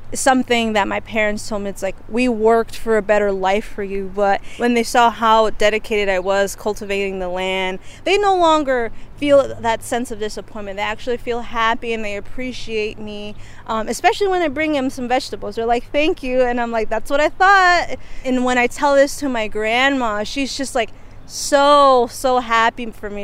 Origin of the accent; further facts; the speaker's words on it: New Haven, Connecticut, United States; My parents are from Mexico, and I was born here in New Haven